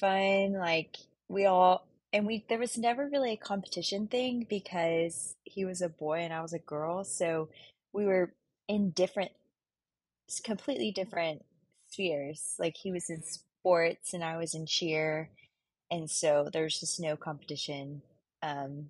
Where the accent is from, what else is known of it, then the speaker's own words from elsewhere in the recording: Houston, Texas, United States; also born or lived in Waco, Texas; now in Dallas, United States; I'm from Houston, Texas, born and raised